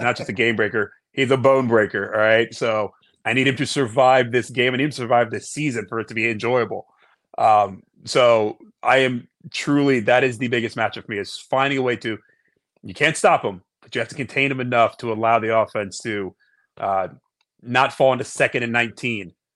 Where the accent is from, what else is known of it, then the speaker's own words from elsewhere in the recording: Columbus, Ohio, United States; I'm from Columbus